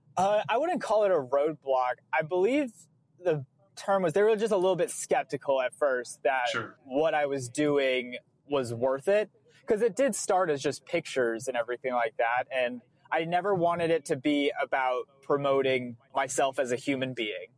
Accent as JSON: {"language": "English", "region": "New England", "country": "United States", "said": "I'm from New England."}